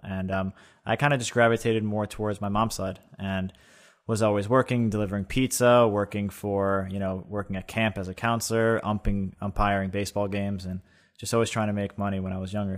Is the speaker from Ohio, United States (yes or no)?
no; East Meadow, New York, United States; I grew up in East Meadow, about forty minutes